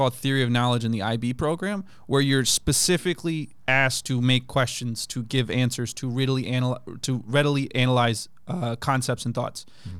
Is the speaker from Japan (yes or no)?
yes; Okinawa, Japan; also born or lived in Kenya / Germany / Turkey / United States; So I grew up in Japan, in Okinawa. We had a tour in Kenya for 2 years, we did 2 years in Germany, 3 in Turkey